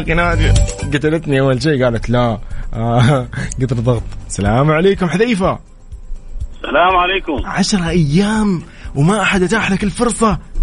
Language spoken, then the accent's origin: Arabic; Sudan; now in Saudi Arabia; من السودان